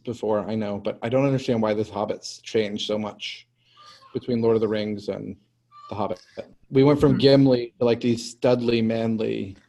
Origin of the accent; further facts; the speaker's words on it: United States; I'm an American